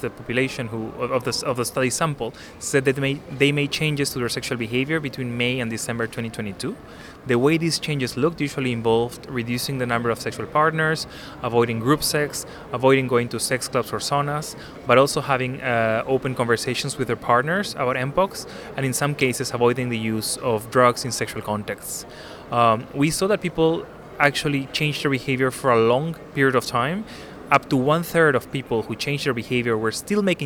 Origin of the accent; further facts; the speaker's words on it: Peru; now in London, United Kingdom; I'm Latin American myself. I'm originally from Peru, but I live in London.